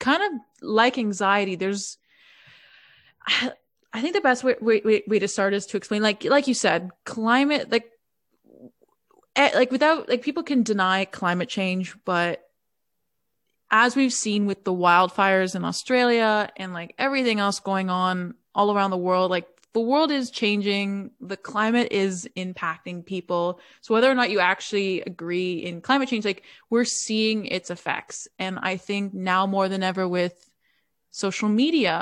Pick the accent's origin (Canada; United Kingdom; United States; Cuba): Canada; Toronto, Ontario; I'm from Toronto, Canada, but my family is from Italy, so I guess I'm Italian-Canadian